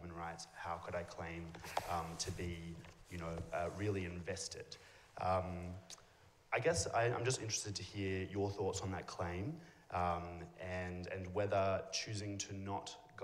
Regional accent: Australia; accent: Australian; moved away as an adult; now in Oxford, United Kingdom; as you can tell by my accent, I am Australian.

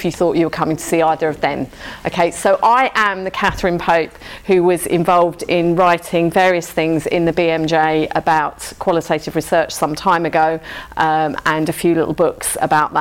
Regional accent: London, United Kingdom; I'm from South London, so I talk quite fast

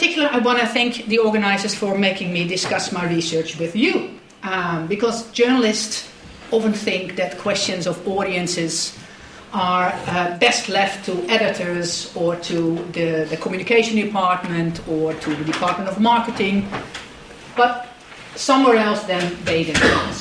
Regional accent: Netherlands; I'm Dutch

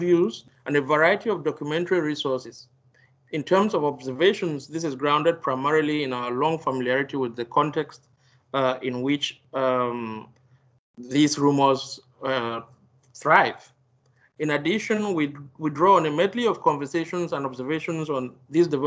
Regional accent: Douala, Littoral, Cameroon; moved away; in the 1990s and early 2000s, I grew up in Douala, Cameroon's largest urban center

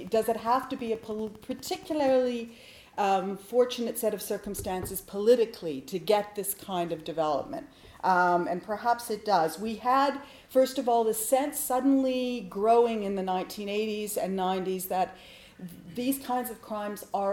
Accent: Winnipeg, Manitoba, Canada; moved away; also born or lived in Ottawa; I come from Winnipeg.

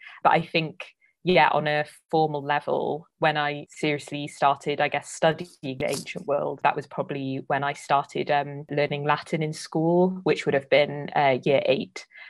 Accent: Cardiff, Wales, United Kingdom; So I'm from Cardiff. I've lived there pretty much my whole life, grew up there, went to school there.

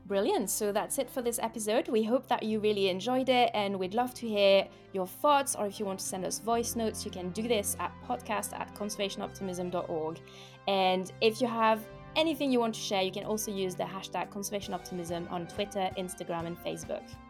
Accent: France; I grew up in France

